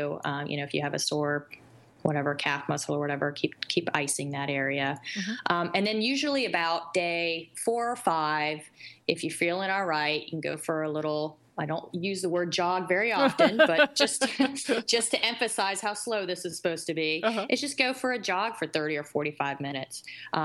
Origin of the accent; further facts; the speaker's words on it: North Carolina, United States; accent: South; My South comes out in me. I'm from North Carolina